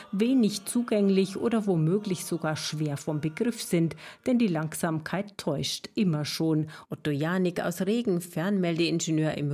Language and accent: German; Berlin, Germany; Wir haben gesagt, wir kommen aus Berlin und dann schneit es da.